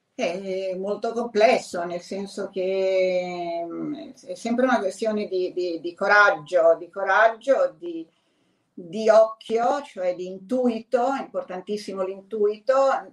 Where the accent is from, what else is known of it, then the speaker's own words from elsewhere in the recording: Emilia-Romagna, Italy; sono Emiliano eh, Romagnoli